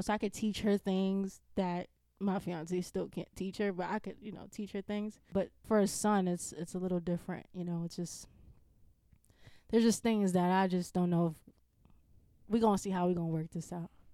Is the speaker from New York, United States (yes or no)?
yes; New York City, New York, United States; moved away; I'm from the Bronx